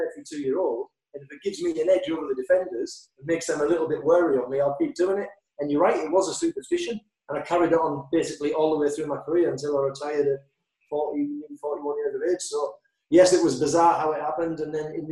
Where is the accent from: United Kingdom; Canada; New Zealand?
United Kingdom; Hartlepool, North East England; moved away as an adult; also born or lived in Bournemouth; I was brought up in Hartlepool.